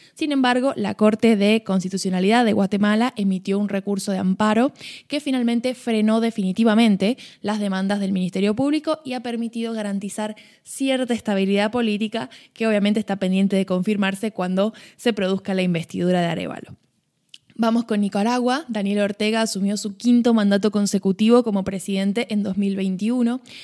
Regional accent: Argentina; como buena argentina

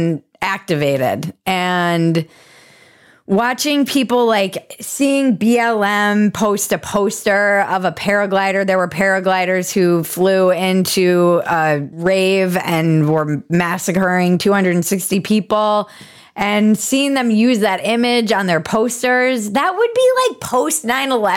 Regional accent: United States; as an American

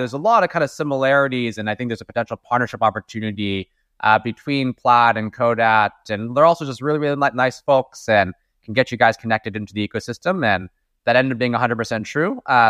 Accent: Daly City, California, United States; also born or lived in East Coast; I was born and raised in the San Francisco Bay Area. So my parents actually moved to the US from China to go to school here. And I ended up starting my life in Daly City, specifically right outside of San Francisco.

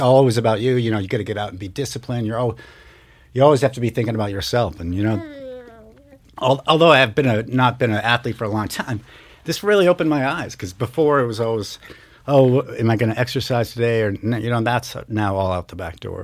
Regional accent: Marblehead, Massachusetts, United States; now in Missoula, United States; I grew up in Marblehead, Massachusetts, about a half hour north of Boston

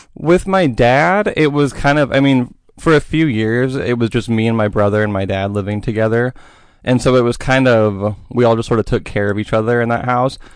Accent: Boring, Oregon, United States; also born or lived in Portland; I grew up in Boring

